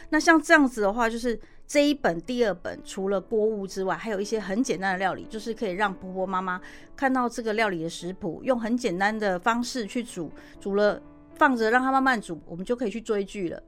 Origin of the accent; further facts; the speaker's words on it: Taiwan; 我们台湾人可能吃冷便当觉得不习惯